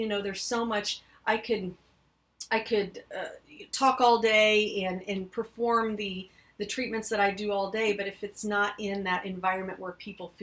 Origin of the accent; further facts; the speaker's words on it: Clinton, United States; come back to my hometown